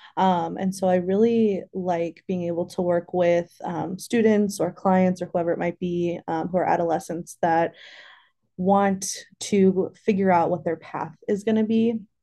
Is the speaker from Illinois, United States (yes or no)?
yes; Bloomington, Illinois, United States; also born or lived in Madison, Wisconsin; now in Champaign, United States; I am from Central Illinois. I grew up in, uh, Bloomington, so not far from here